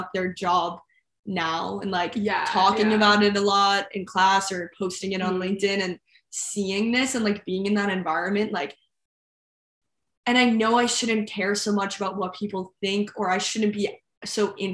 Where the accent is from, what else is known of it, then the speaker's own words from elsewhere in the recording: Westchester, New York, United States; moved away as an adult; now in Los Angeles, United States; I'm from Westchester, New York, which is the suburbs of New York City